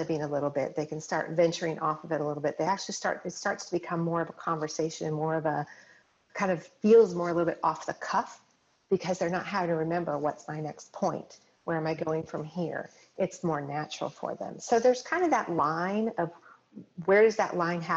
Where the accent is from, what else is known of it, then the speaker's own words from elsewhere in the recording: Colorado, United States; I grew up in Colorado, going skiing, that kind of thing